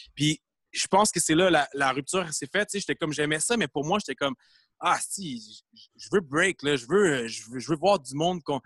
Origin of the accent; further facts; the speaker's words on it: Granby, Quebec, Canada; moved away as an adult; now in Montreal, Canada; je viens de Gramby. Je suis né à Gramby.